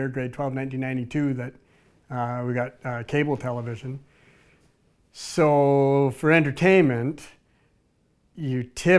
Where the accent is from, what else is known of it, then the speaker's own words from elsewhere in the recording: Quadra Island, British Columbia, Canada; now in Campbell River, Canada; I grew up on Quadra Island. I went to high school in Campbell River, so we took a ferry to school each morning and home each afternoon as Quadra Island kids. And then I moved to Campbell River in 2003.